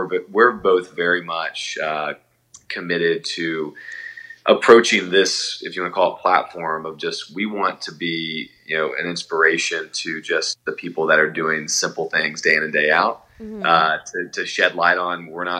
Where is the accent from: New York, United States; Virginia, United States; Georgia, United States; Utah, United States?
Georgia, United States; Atlanta; So I'm a transplant from Atlanta.